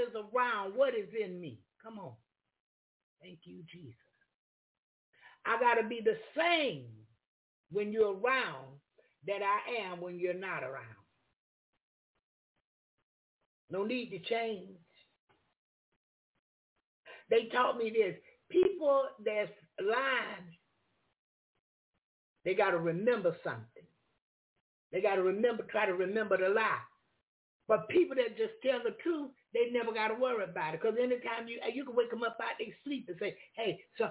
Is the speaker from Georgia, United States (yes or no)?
no; Jacksonville, Florida, United States; I'm from Jacksonville, Florida